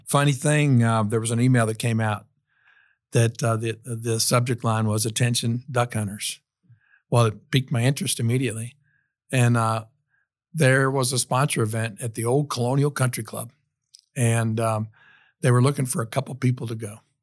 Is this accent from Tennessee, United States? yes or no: yes; Tennessee, United States; also born or lived in Iowa / Knoxville, Tennessee; I was born in Iowa, of all places, in the heartland of America. And, um, you know, when I was about ten years old, our family moved to Tennessee